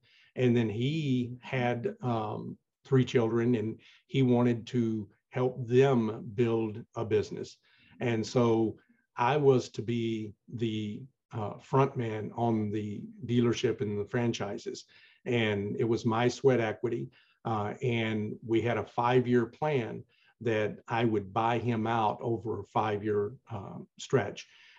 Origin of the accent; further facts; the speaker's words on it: the South, United States; even though I was from the South, it wasn't Southern Baptist, you know, all hellfire and brimstone.